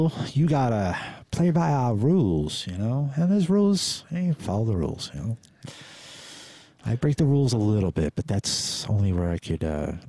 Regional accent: New York City, New York, United States; I mean, I came from New York City, you know, yeah. I picked up some crazy shit back there, you know, subway systems and stuff like that, you know?

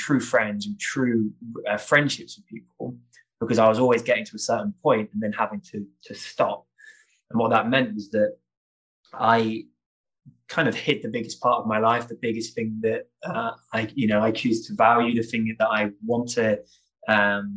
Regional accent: St Ives, South West England, United Kingdom; moved away as an adult; growing up in St. Ives in Cornwall

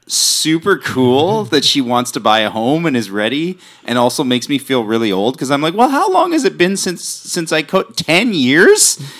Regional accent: New Westminster, British Columbia, Canada; growing up in New West

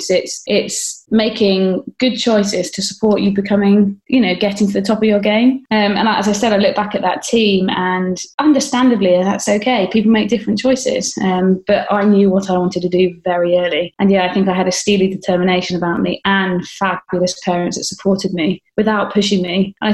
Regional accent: United Kingdom; there was a real sense of pride as a British athlete that you know, we'd put this on.

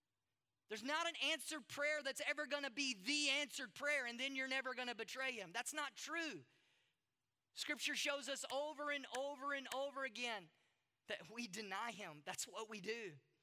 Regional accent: Durban, KwaZulu-Natal, South Africa; I'm from Durban and you're from America. You don't know what it's like to be me. You don't know what it's like to be an Indian woman.

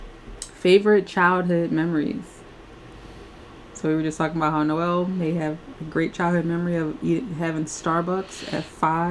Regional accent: Philadelphia, Pennsylvania, United States; I grew up in Philly, but my family is originally from South Carolina

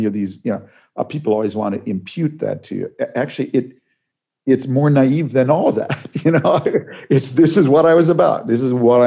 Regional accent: Minneapolis, Minnesota, United States; moved away; My hometown of Minneapolis

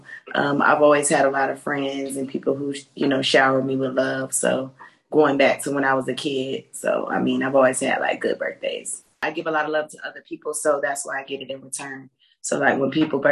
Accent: Tampa, Florida, United States; I grew up in Tampa, Florida

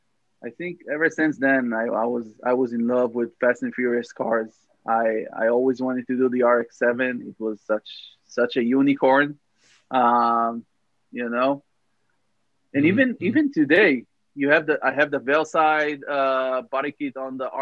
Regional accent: Israel; moved away as an adult; also born or lived in Tel Aviv, Israel; now in Los Angeles, United States; growing up in Israel, as a kid in the 90s

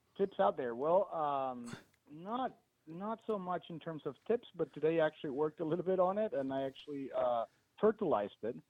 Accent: Mexico; I am from Mexico

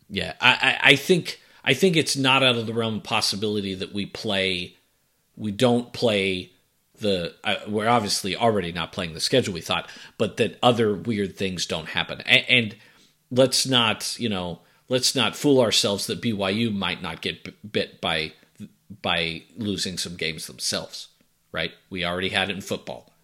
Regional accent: Boston, Massachusetts, United States; moved away; you and I grew up in Boston

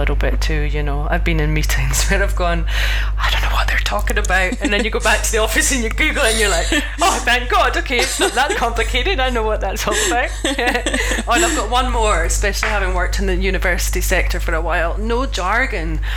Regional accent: Scotland, United Kingdom; I'm this Scottish chick

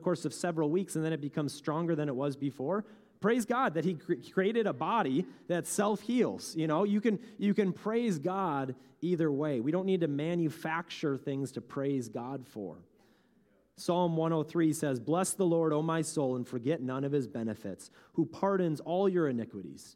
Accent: Bemidji, Minnesota, United States; I grew up in Bemidji

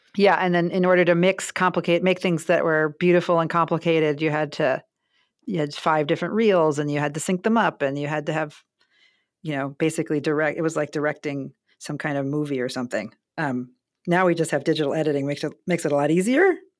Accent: Baltimore, Maryland, United States; moved away as an adult; also born or lived in Grinnell; I grew up in Baltimore

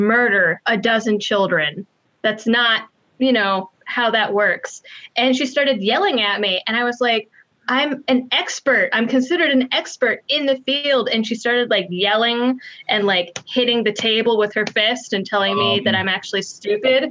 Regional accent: Massachusetts, United States; I was raised in Massachusetts my whole life

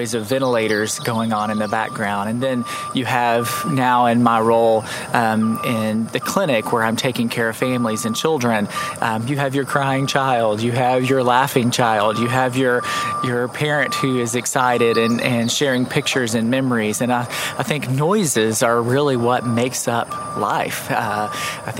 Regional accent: River Valley, Arkansas, United States; also born or lived in Waldron, Arkansas / southeastern Oklahoma / Spiro, Oklahoma; I had the wonderful opportunity of growing up in this area. I like to tell people I'm from the River Valley.

